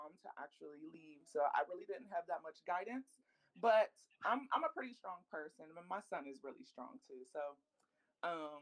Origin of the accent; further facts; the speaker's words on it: Pittsburgh, Pennsylvania, United States; moved away as an adult; also born or lived in New York; I picked up and moved out of Pittsburgh. I'm from Pittsburgh